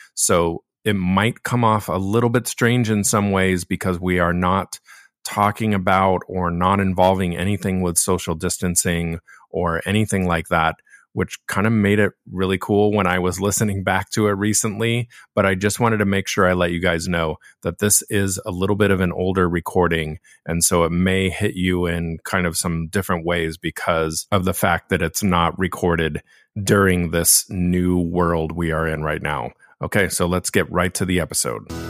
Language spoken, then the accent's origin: English; Laguna Beach, California, United States; I'm born and raised from Laguna Beach